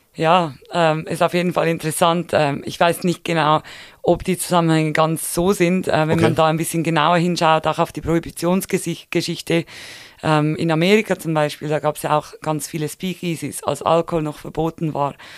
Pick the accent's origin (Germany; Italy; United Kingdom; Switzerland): Switzerland; bei uns in der Schweiz